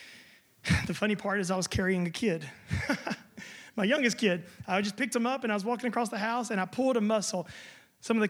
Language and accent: English; United States; now in Germany; I'm American